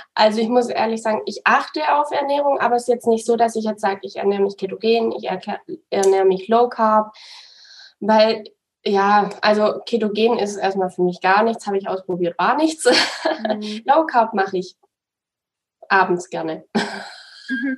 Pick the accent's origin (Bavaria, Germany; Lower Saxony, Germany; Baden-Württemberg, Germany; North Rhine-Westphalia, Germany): Baden-Württemberg, Germany; Swabia; now in Munich, Germany; Ich komme aus dem Schwabenland, deswegen ist es dann schon relativ nah zu meinen zu meiner Familie